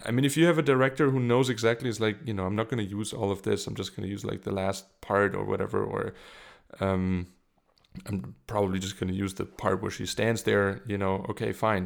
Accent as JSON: {"language": "English", "country": "Germany", "also_born_or_lived": "South Carolina", "second_language": "English", "moved": "as an adult", "lives_now": "Munich, Germany"}